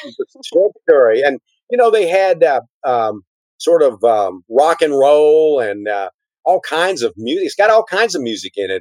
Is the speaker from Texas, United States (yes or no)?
yes; Texas, United States; being a Texan